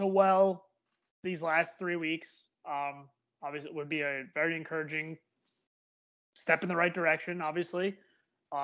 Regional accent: New Jersey, United States; Because I'm Irish and I'm from New Jersey.

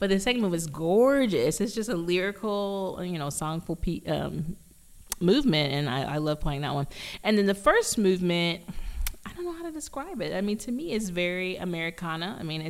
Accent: Dallas, Texas, United States; moved away; also born or lived in Austin, Texas / Memphis; I'm from Dallas by way of Austin

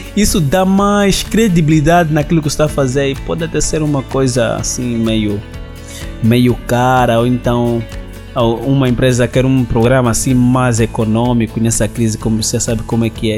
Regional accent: Angola

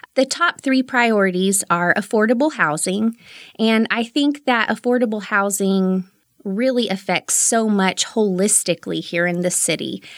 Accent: Midland, Texas, United States; I'm a native Midlander. I was born and raised here, and I've lived here for 35 of my almost 37 years

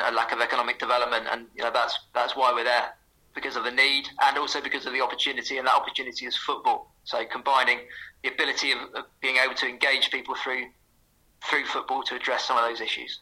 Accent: St Neots, East of England, United Kingdom; my hometown, St. Neots

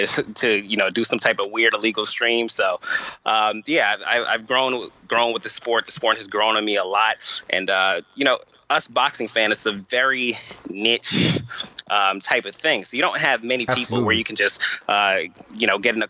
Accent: Long Island, New York, United States; moved away as an adult; also born or lived in Tallahassee, Florida; now in Boston, United States; I'm initially from Long Island, New York, attended Florida A&M University, and currently reside in Boston, Massachusetts

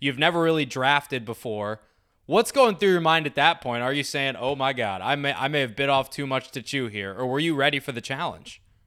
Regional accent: United States; I'm American

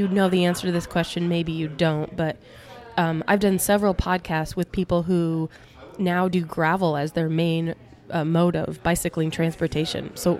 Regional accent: Cedar Rapids, Iowa, United States; my hometown of Cedar Rapids.

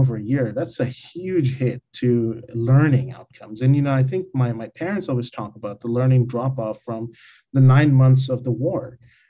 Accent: Bangladesh; growing up in Bangladesh at that time

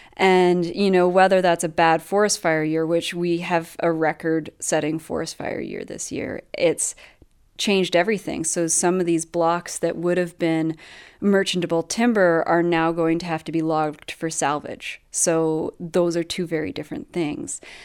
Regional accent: Canada; also born or lived in British Columbia; as a Canadian

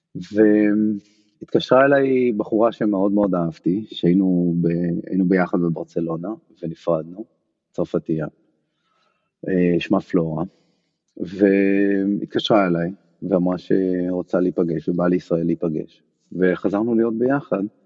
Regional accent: Haifa, Haifa District, Israel; moved away as an adult; also born or lived in Barcelona, Spain / Paris, France; now in New York, United States; אני חיפאי, מאוד רציתי להישאר בחיפה

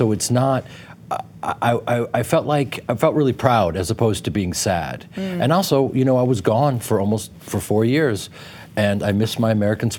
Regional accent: United Kingdom; you know, being a Brit and growing up there and observing pop culture.

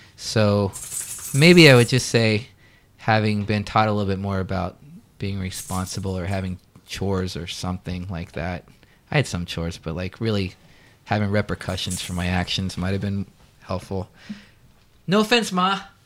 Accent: Daytona Beach, Florida, United States; also born or lived in Orlando, Florida / Los Angeles; Daytona Beach, where I pretty much grew up until I was eighteen

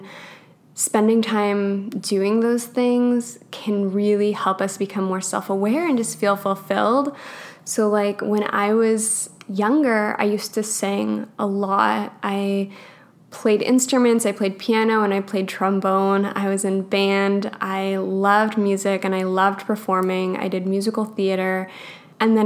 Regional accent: Alberta, Canada; I grew up in Alberta.

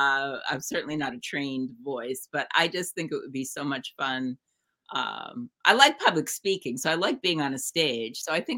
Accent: New Jersey, United States; Pizza. I'm from New Jersey. We're the center of the pizza universe.

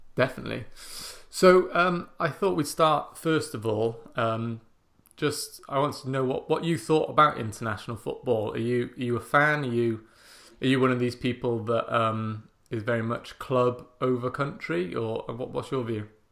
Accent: Welsh, Wales, United Kingdom; now in England; I'm Welsh, um, but I live in England

